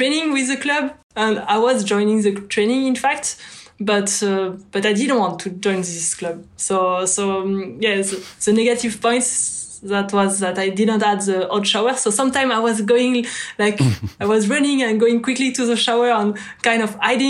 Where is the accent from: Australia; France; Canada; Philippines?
France; near Bordeaux, Nouvelle-Aquitaine; English is a second language; also born or lived in Lacanau; I was still close to Bordeaux, so I just could surf during weekends and holiday